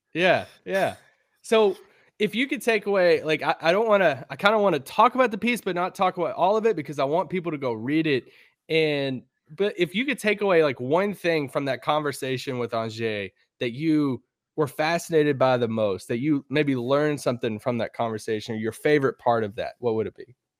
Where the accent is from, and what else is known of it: United States